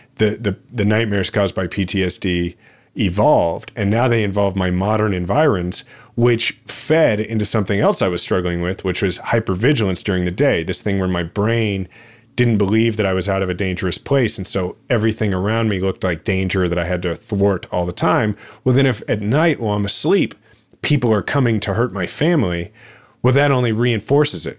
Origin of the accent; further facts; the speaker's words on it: Kansas City, Missouri, United States; my hometown that I love